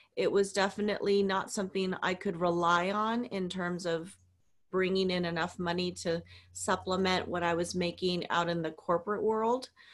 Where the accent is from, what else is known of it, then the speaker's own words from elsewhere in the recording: Hawaii, United States; we were raised in Hawaii